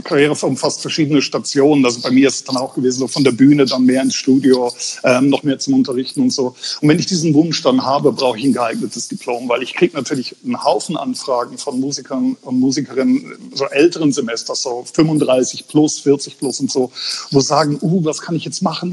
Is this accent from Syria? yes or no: no; Bavarian Forest, Germany; moved away; aus dem Bayerischen Wald, also Südostbayern, wo ich herstamme